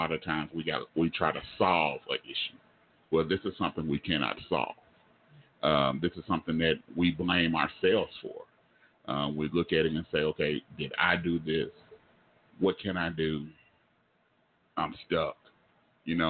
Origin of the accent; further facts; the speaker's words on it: Oklahoma, United States; I'm from Oklahoma